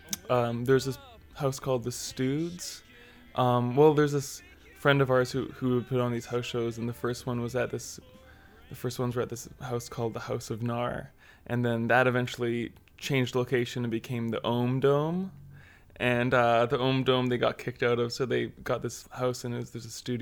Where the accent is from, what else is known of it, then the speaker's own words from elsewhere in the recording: Duncan, British Columbia, Canada; we grew up playing in Duncan too, and Duncan is, like, a really unusual place.